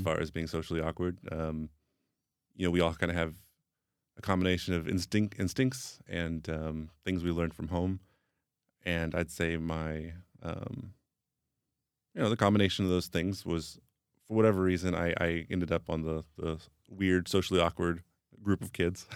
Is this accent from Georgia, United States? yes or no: yes; Atlanta, Georgia, United States; first language English; moved away as an adult; also born or lived in Sacramento, California; now in Prague, Czech Republic; I mostly grew up in the South, in, in Atlanta, Georgia, but I was in California long enough not to pick up the, the accent